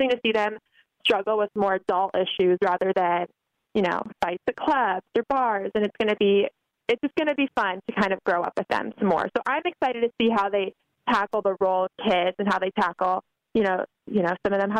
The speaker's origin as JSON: {"language": "English", "town": "Los Angeles", "region": "California", "country": "United States", "tie": "born or raised there", "said": "I grew up in Los Angeles."}